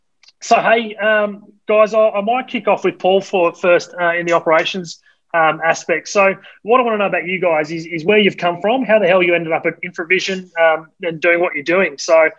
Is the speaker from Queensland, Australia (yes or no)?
no; Sydney, New South Wales, Australia; particularly from my hometown in Sydney